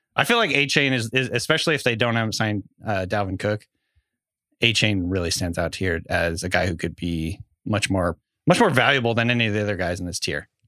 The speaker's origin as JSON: {"language": "English", "town": "Bellingham", "region": "Washington", "country": "United States", "tie": "born or raised there", "said": "I grew up in Bellingham, the Mount Baker snow line"}